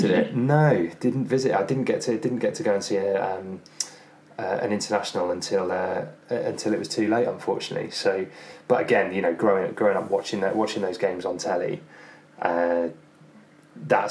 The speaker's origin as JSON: {"language": "English", "region": "England", "country": "United Kingdom", "tie": "born or raised there", "said": "growing up in England"}